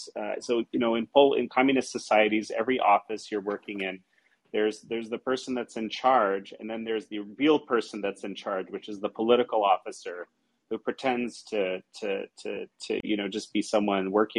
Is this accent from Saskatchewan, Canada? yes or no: no; Toronto, Ontario, Canada; growing up in Toronto, Canada, and Canadian as a kid